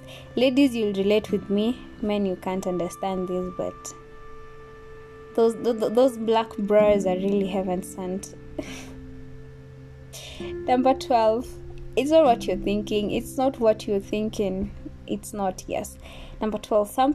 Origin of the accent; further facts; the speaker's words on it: Kenya; me being Kenyan